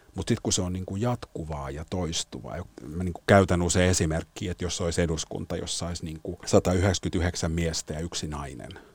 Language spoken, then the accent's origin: Finnish; Helsinki, Uusimaa, Finland; Suomessa kasvana